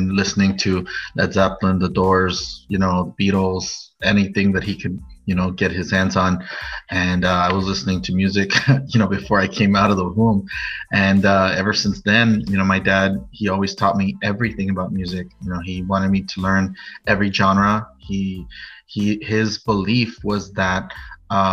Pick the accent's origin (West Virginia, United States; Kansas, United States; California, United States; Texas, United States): California, United States; Norwalk; I am from Norwalk, California, which is a suburb of Los Angeles.